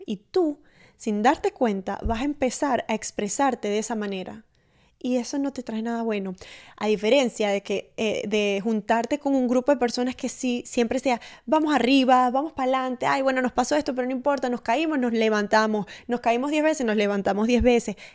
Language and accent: Spanish; Maracaibo, Zulia, Venezuela; mi novio es uruguayo y yo soy maracucha